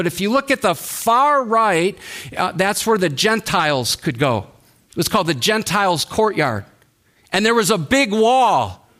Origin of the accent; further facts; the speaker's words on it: Watertown, Wisconsin, United States; his wife, Jeannie, started attending a church in Watertown, Wisconsin, which is where I grew up. That's my hometown.